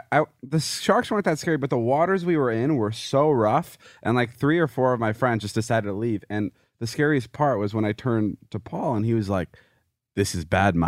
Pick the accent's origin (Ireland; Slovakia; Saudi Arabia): Slovakia; moved away; I was born in Slovakia, yes.